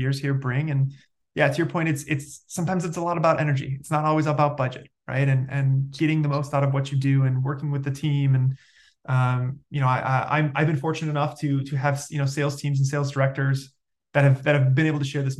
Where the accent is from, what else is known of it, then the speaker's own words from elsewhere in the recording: Detroit, Michigan, United States; I'm from the Detroit area